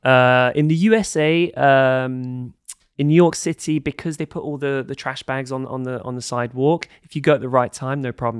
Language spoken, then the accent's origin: English; London, United Kingdom; moved away as an adult; also born or lived in Scotland / Denmark; I grew up in London, very kind of middle class, su-, suburban upbringing